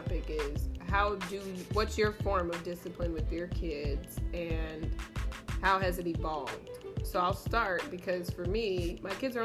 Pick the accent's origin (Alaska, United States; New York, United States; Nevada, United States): Nevada, United States; Las Vegas; I grew up here in Vegas